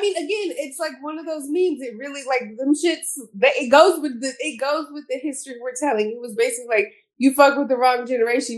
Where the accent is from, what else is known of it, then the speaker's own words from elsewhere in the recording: Houston, Texas, United States; moved away; I'm from Houston